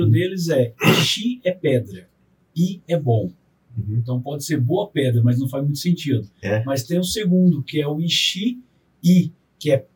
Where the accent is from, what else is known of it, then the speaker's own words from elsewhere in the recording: São José dos Campos, São Paulo, Brazil; also born or lived in Cacoal, Rondônia, Brazil; dos meus irmãos mais velhos, eu sou o único que nasci em Rondônia. Sou cacuauense, o nome da cidade é Cacual, né? E rondoniense de Caramba. estado. Aí depois a gente voltou para São José.